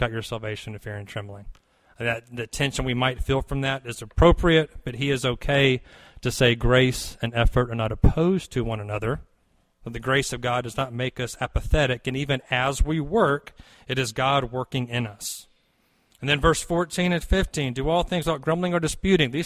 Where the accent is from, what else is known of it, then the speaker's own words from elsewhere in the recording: near Fort Rucker, Lower Alabama, United States; I grew up in Lower Alabama near Fort Rucker